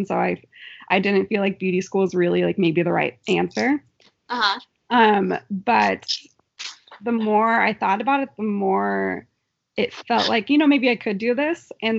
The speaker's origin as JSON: {"language": "English", "town": "Philomath", "region": "Oregon", "country": "United States", "tie": "born or raised there", "said": "I grew up in Philomath, Oregon, and I haven't left yet because I like this area too much."}